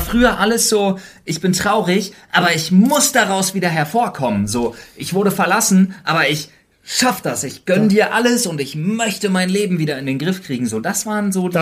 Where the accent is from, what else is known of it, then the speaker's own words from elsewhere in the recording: Berlin, Germany; als Berliner